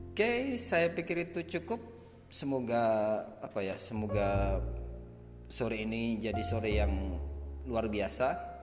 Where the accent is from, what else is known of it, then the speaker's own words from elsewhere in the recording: Lamongan, East Java, Indonesia; saya dari Lamongan